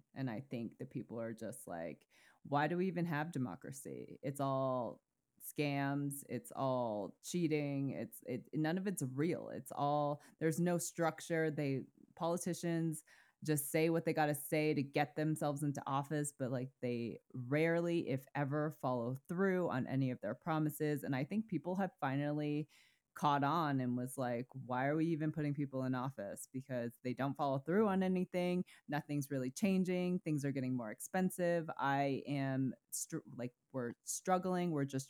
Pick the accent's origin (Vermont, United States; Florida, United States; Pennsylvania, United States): Vermont, United States; growing up in Vermont who was homeschooled.